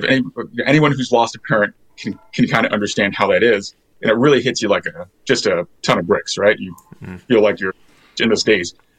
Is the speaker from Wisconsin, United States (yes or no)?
yes; Lake Geneva, Wisconsin, United States; I grew up in Lake Geneva